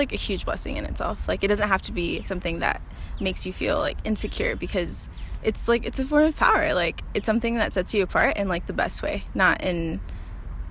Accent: North Carolina, United States; also born or lived in Colombia; I moved to the U.S., to North Carolina, when I was 5 years old with my mom

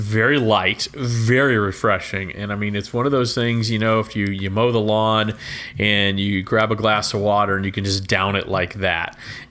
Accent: Texas, United States; I grew up in Texas

